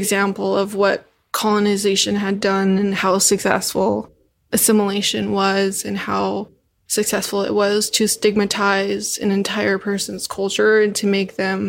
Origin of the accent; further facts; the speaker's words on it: Shiprock, New Mexico, United States; also born or lived in Central Oregon; now in Portland, United States; I'm from Shiprock, New Mexico, was born and raised in the reservation there in the Navajo Nation, and then migrated to Central Oregon.